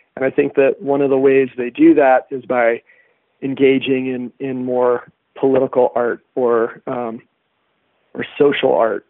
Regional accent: Santa Fe, New Mexico, United States; I was born in Santa Fe. It's it's pretty hard to not fit within the stereotype. But yes, my parents were hippies, and I was raised on healthy food

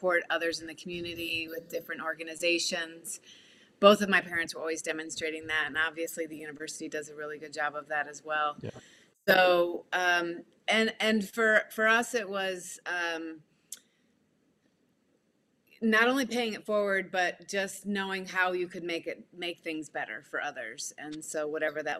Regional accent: South Bend, Indiana, United States; I grew up here in South Bend. My family came here when I was 5 years old

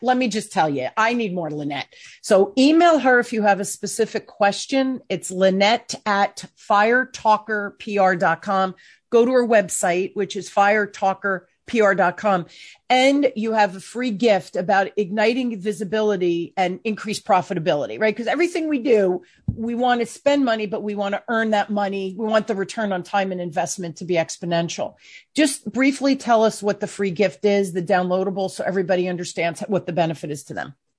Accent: New Jersey, United States; I even sound like I'm from New Jersey 'cause I'm from New Jersey.

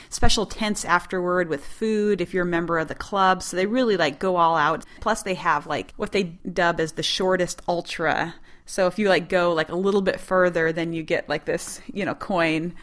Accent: Montana, United States; I'm from Montana

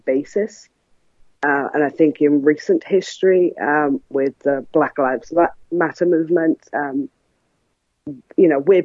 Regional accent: South Wales, United Kingdom; I'm from South Wales in the United Kingdom.

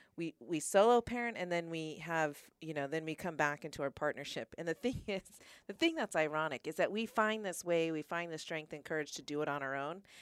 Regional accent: Stafford, Virginia, United States; also born or lived in New Mexico; I grew up in Stafford

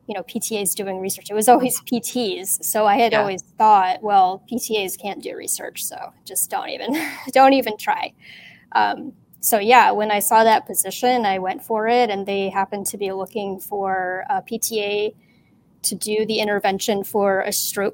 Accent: Cleveland, Ohio, United States; I'm from the Cleveland area in Ohio. I've pretty much been here my whole life.

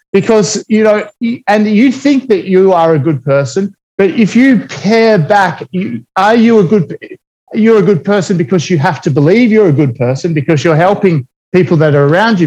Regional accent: Australia; I'm Australian by well, Australian born

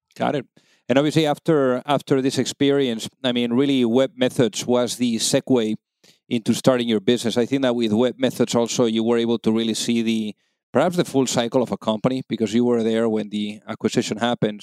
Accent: Spain; now in United States; I'm from Spain

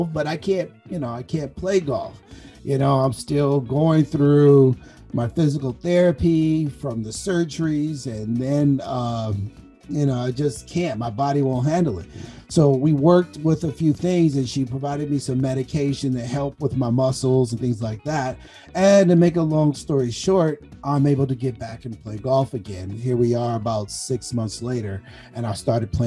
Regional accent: Compton, California, United States; moved away; I'm a guy from Compton

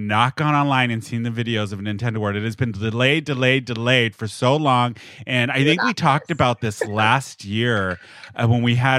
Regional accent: United States; Americans cannot travel to Japan right now because I guess we're not allowed in.

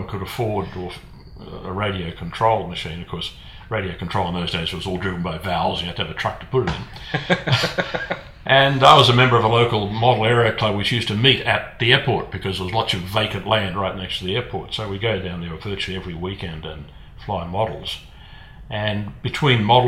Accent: Melbourne, Victoria, Australia; also born or lived in Christchurch, New Zealand; I grew up in Melbourne, got all primary education schools and so forth at Melbourne.

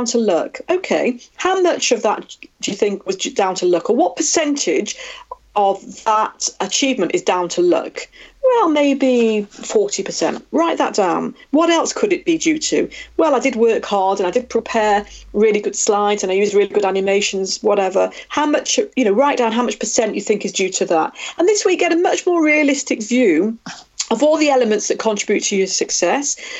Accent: Manchester, North West England, United Kingdom; the Manchester Arena bomb 2 years ago in my hometown

